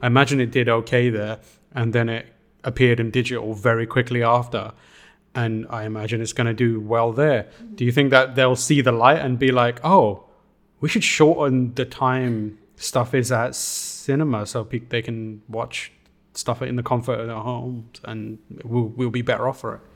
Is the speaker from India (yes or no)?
no; United Kingdom; as a British person